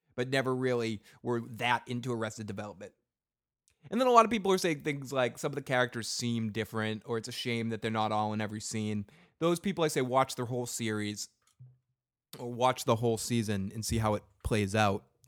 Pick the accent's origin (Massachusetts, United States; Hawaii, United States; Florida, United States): Massachusetts, United States; Boston; I'm from the North Shore, dude. I'm from Boston